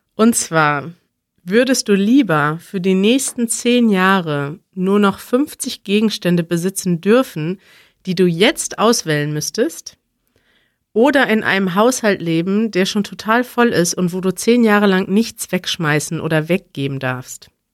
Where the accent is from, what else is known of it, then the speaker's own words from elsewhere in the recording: Germany; Als Deutscher